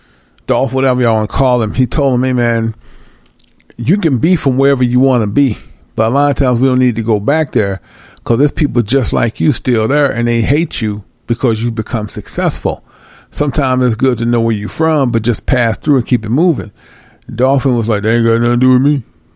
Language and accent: English; East St. Louis, Illinois, United States; moved away; I'm from East St. Louis, Illinois